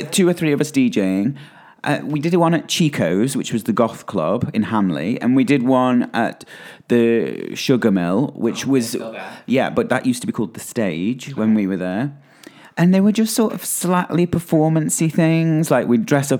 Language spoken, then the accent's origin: English; Stoke-on-Trent, West Midlands, United Kingdom; I'm from Stoke-on-Trent